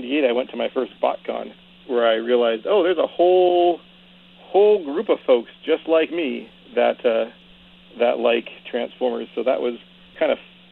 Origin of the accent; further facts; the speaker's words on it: Seattle, Washington, United States; now in Renton, United States; I'm born and raised in Seattle, and I moved to Renton after college